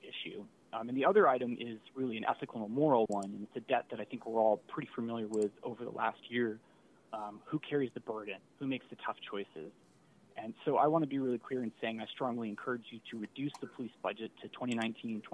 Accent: Albuquerque, New Mexico, United States; now in Sacramento, United States; I grew up in Albuquerque

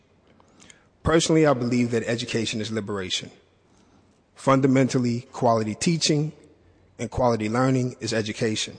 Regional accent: Chicago, Illinois, United States; moved away as an adult; now in San Francisco, United States; I am from Chicago. I attended Chicago Public Schools

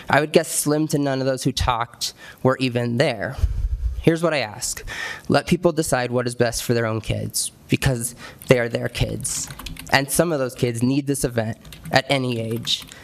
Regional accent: Castle Rock, Colorado, United States; I grew up here in Castle Rock, graduated from Douglas County High School, did my student teaching here, moved away for a bit, school and such, and now moved back, purchasing my first home just a couple years ago.

